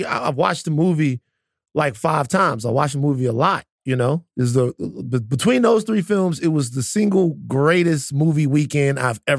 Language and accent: English; Baton Rouge, Louisiana, United States; I am from Baton Rouge, Louisiana.